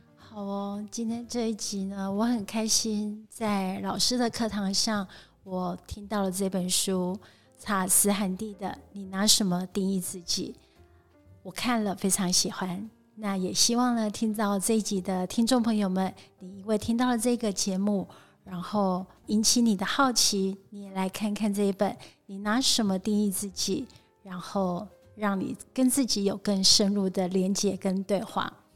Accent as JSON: {"language": "Chinese", "country": "Taiwan", "tie": "born or raised there", "said": "我生长在台湾，我是台湾人"}